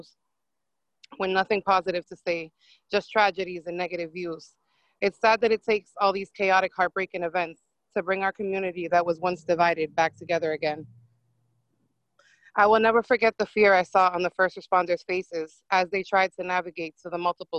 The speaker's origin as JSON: {"language": "English", "town": "Lawrence", "region": "Massachusetts", "country": "United States", "tie": "born or raised there", "said": "I'm born and raised in Lawrence"}